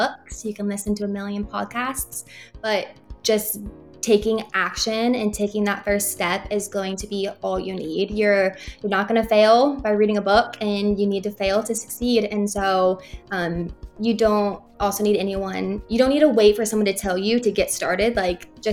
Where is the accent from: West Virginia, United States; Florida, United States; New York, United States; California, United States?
Florida, United States; also born or lived in Texas; I was born in Texas. I moved to Florida when I was 3. So Florida, I say I'm a Floridian